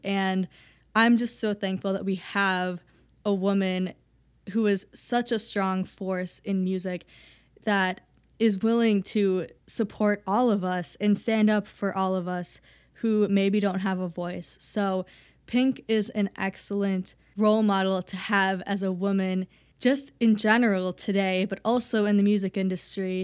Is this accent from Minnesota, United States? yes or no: yes; Minneapolis, Minnesota, United States; I'm from Minneapolis